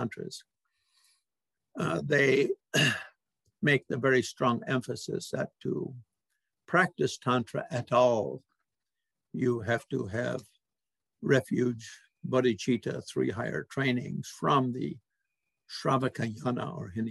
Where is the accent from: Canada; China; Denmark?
Canada; we Canadians say codification